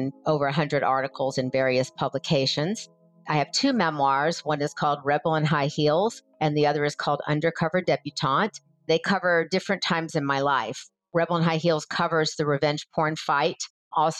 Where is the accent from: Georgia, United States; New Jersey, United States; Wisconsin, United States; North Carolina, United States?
Georgia, United States; Atlanta; also born or lived in Florida; now in Los Angeles, United States; I'm originally from Atlanta, Georgia, lived in Florida for a little while, then moved to Los Angeles in about 1980